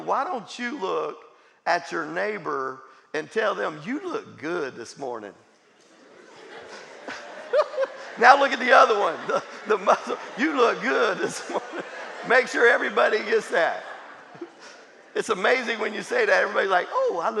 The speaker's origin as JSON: {"language": "English", "town": "Jacksonville", "region": "Florida", "country": "United States", "tie": "born or raised there", "said": "I grew up in Jacksonville, Florida"}